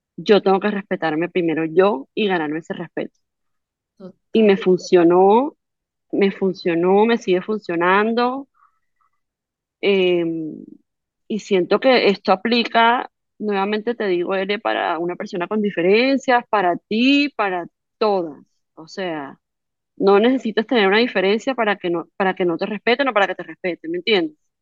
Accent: Barranquilla, Atlántico, Colombia; donde nací, donde donde me crié, en Barranquilla

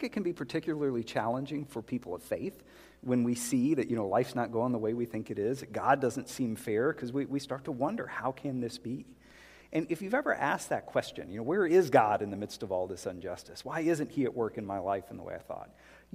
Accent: South Carolina, United States; moved away; I grew up in South Carolina. Well, sixth grade through high school, we were in South Carolina

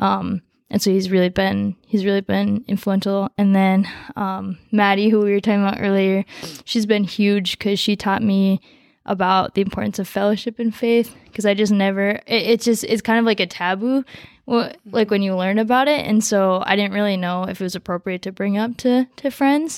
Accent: Coon Rapids, Minnesota, United States; also born or lived in Nepal; I grew up in Coon Rapids

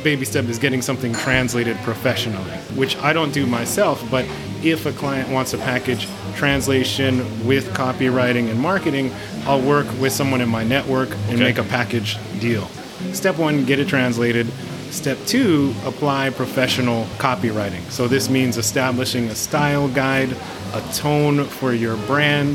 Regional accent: United States; moved away; I'm from America

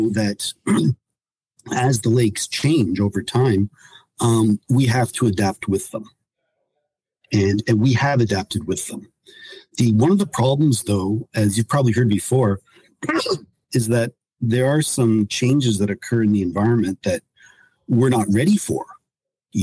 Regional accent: Northern Ontario, Canada; moved away as an adult; also born or lived in upstate New York; now in Sault Ste. Marie, Canada; I grew up in Northern Ontario, so I'm kind of like coming home.

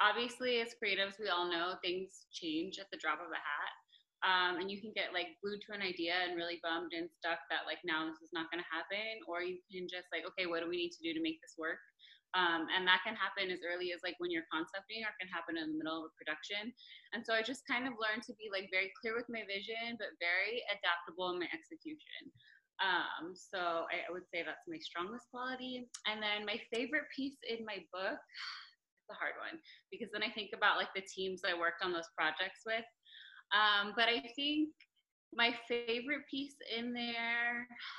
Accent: Los Angeles, California, United States; moved away as an adult; now in Miami, United States; I'm originally from Los Angeles, but I've been in Miami for the last going on 8 years

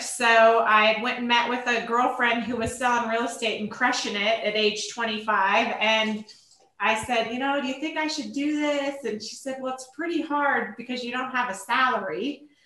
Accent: Oregon, United States; moved away as an adult; now in Colorado, United States; I grew up in Oregon

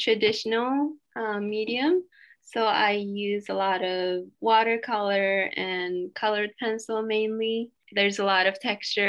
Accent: Inner Mongolia, China; English is a second language; now in San Diego, United States; I grew up in Inner Mongolia, which is in China, and I grew up with two languages

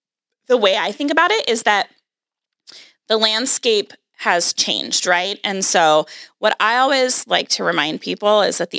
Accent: Seattle, Washington, United States; I grew up in Seattle. I moved to Seattle when I was two.

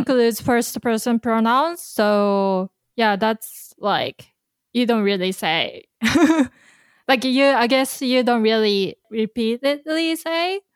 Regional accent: Kanagawa, Japan; Nihon no Kanagawaken no Shushin desu. I'm from Kanagawa Prefecture

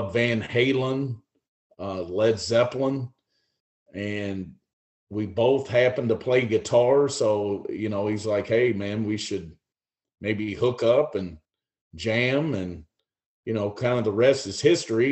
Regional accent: Kentucky, United States; born or raised there

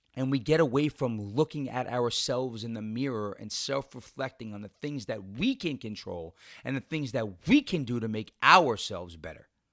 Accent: New York, United States; in New York, in, uh, in my home state

